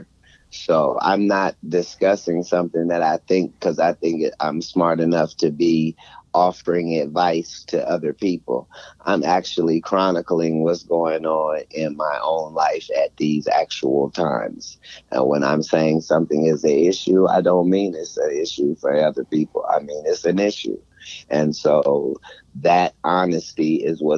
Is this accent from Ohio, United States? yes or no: yes; Cincinnati, Ohio, United States; I'm from Ohio